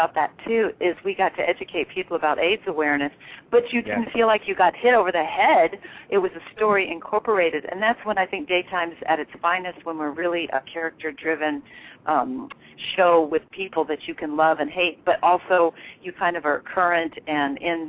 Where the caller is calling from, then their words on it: New York City, New York, United States; Hi, I'm calling from New York City.